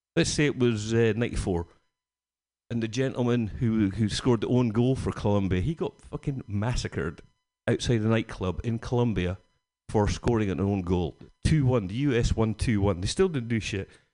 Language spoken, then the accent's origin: English; Scotland, United Kingdom; Being Scottish